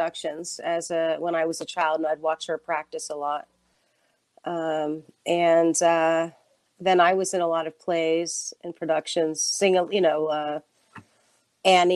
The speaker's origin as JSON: {"language": "English", "town": "Nashville", "region": "Tennessee", "country": "United States", "said": "I'm from Nashville, Tennessee"}